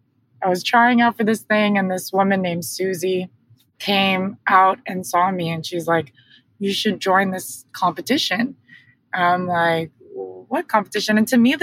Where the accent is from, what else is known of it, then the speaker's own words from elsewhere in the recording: Riverside, California, United States; I grew up in Riverside, California